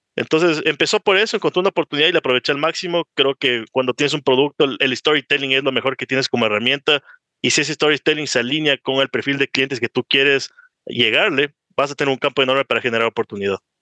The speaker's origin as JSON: {"language": "Spanish", "country": "Ecuador", "also_born_or_lived": "Miami", "said": "tengo 27 años, soy ecuatoriano"}